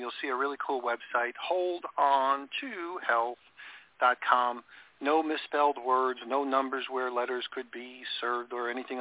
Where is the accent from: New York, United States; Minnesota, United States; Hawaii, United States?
New York, United States; I grew up in New York